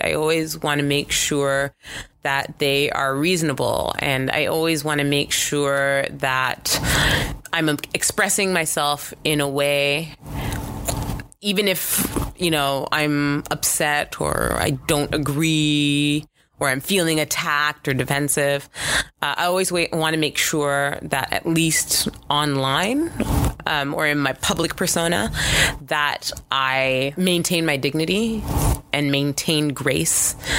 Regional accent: Canada; I am Canadian

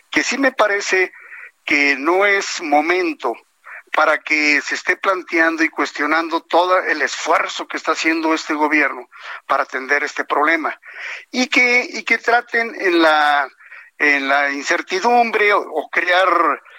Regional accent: Mexico; porque no puedo ser yo mezquino de no enviar porque todos somos mexicanos.

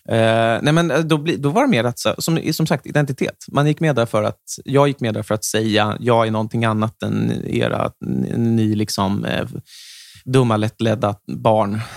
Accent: Stockholm, Stockholm County, Sweden; jag kom ju från Söder

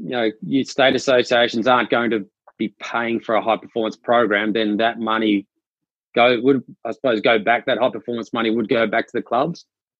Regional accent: Australia; also born or lived in Vancouver Island, Canada; I was born on Vancouver Island on the west coast of Canada, and only lived there for a couple of months before my Australian parents decided to move back to Australia.

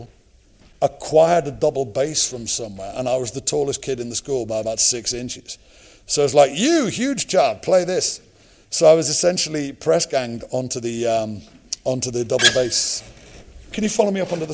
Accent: Liverpool, North West England, United Kingdom; moved away; When I was growing up in Liverpool, it was kind of a place you left

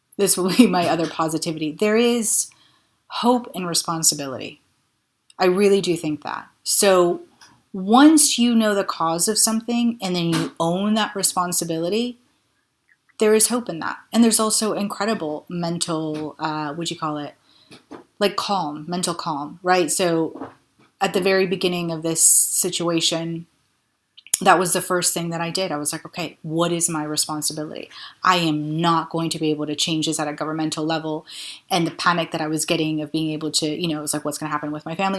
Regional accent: Florida, United States; now in London, United Kingdom; I grew up in Florida

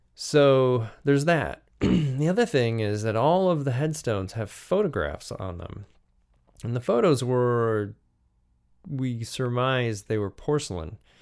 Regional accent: United States; Being an American

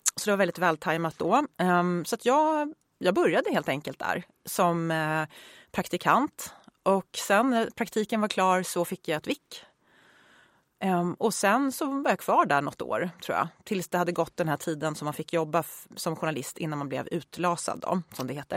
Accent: Uppsala, Uppsala County, Sweden; Jag är född och uppvuxen i Uppsala

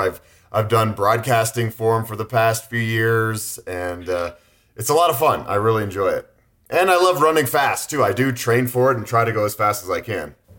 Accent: Boulder, Colorado, United States; growing up in Boulder, Colorado, a very run-friendly town

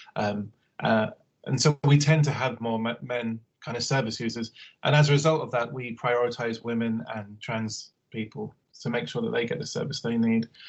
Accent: Harrow, London, United Kingdom; I'm from Harrow, Northwest London

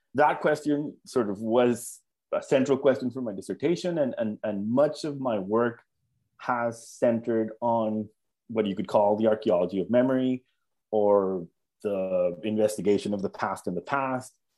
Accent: Colombia; moved away as an adult; I was born in Colombia, and I grew up in Colombia.

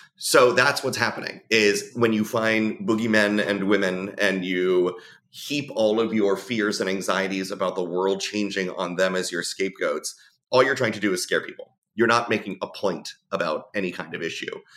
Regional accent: South Florida, United States; also born or lived in New Jersey; I grew up in South Florida where being out was nothing new.

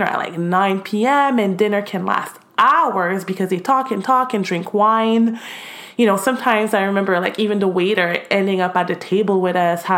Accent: Montreal, Quebec, Canada; moved away as an adult; also born or lived in Haiti (parents' origin); now in Miami, United States; I grew up in Montreal, Canada

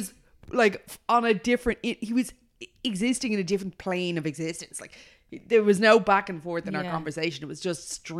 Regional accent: Australia; I'm just Australian

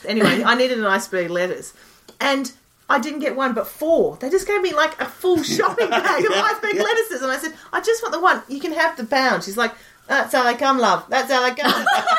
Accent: Melbourne, Victoria, Australia; also born or lived in Lewisham, London; now in London, United Kingdom; I come from Melbourne, which has been awarded the most livable city in the world.

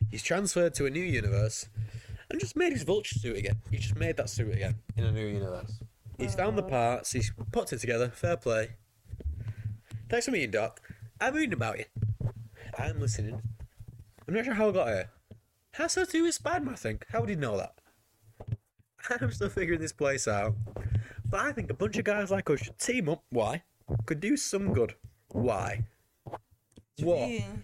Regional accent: England, United Kingdom; we are English

